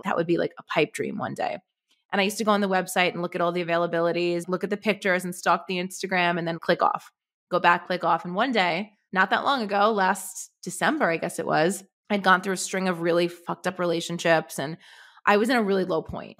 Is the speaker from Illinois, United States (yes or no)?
no; New York City, New York, United States; now in Manhattan, United States; I grew up in Brooklyn. So, I grew up in, like, a really humble neighborhood in Brooklyn